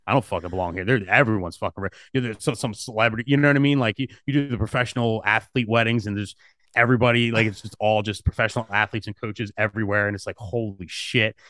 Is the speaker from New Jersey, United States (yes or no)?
yes; New Jersey, United States; South Jersey, I'm from South Jersey.